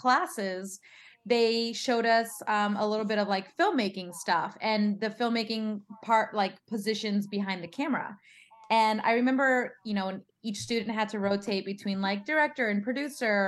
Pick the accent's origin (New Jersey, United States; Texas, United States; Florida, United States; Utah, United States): Texas, United States; San Antonio; moved away as an adult; also born or lived in Queens, New York; now in Los Angeles, United States; I was raised in San Antonio, Texas